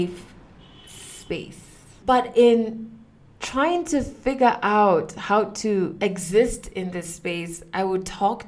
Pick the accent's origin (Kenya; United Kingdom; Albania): Kenya